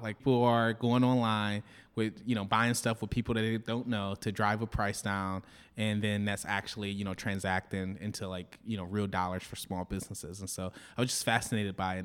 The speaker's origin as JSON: {"language": "English", "town": "Detroit", "region": "Michigan", "country": "United States", "tie": "born or raised there", "moved": "as an adult", "lives_now": "Los Angeles, United States", "said": "I grew up in Detroit, uh, in the Jeffries Projects, raised by a single mother"}